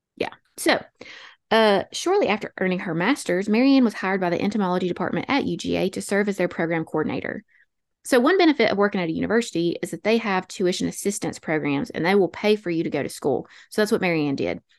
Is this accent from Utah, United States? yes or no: no; North Alabama, United States; accent: North Alabama Appalachian; also born or lived in Georgia; our North Alabama Appalachian accents